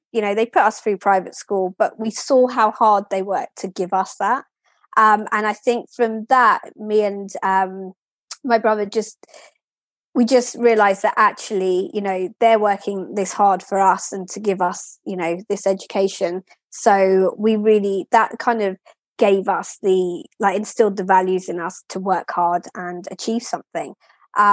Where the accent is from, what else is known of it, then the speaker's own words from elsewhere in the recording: Lewes, South East England, United Kingdom; also born or lived in Kingston upon Thames / Brighton and Hove; I was very blessed to grow up there, very small, very historic